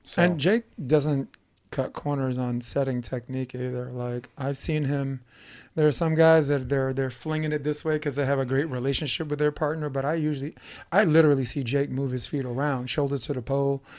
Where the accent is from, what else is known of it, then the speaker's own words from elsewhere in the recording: New York, United States; me being a New Yorker